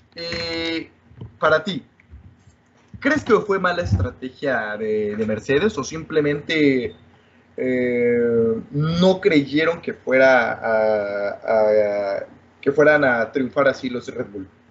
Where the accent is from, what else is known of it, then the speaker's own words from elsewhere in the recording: Mexico; yo como mexicano